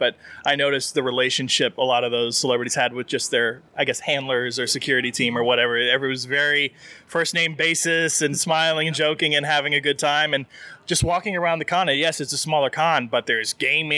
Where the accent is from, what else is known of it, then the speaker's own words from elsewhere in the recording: Austin, Texas, United States; moved away as an adult; now in Kyle, United States; as somebody who was born and raised in Austin